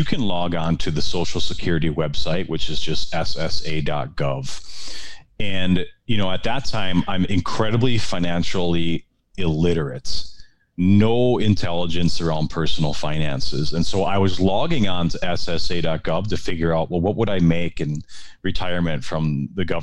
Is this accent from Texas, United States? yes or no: no; Wisconsin, United States; moved away as an adult; also born or lived in Minneapolis; I'm from Wisconsin. I'm a Wisconsin guy